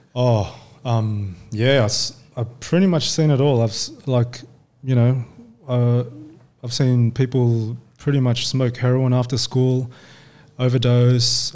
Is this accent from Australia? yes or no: yes; Australia; also born or lived in Hong Kong; I was born in Hong Kong. Yeah. And then um, parents um, immigrated over to Australia when I was five. Yeah. Nice. Um, and yeah, so we've been here ever since